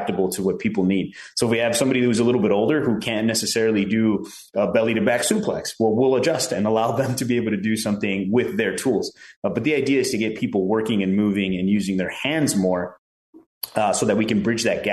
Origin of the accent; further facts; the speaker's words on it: Chicago, Illinois, United States; also born or lived in Prescott, Arizona; now in Phoenix, United States; I grew up in Chicago and my whole life there was just a gamble, but a fun one